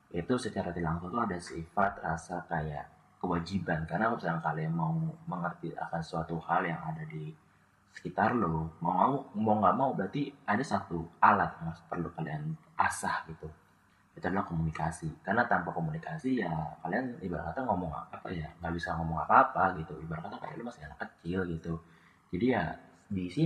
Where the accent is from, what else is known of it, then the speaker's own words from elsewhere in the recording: Tangerang, Banten, Indonesia; also born or lived in Purwokerto; jujur aja gue dari Tangerang murni Tangerang lahir dan besar di Tangerang